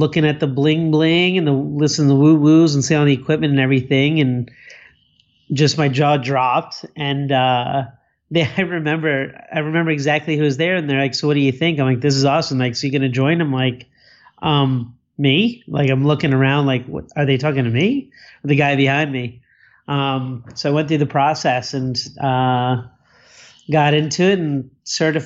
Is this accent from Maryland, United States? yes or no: no; Cherry Hill, New Jersey, United States; now in Bonita Springs, United States; I was born in South Jersey, right outside of Philadelphia, in a town called Cherry Hill in New Jersey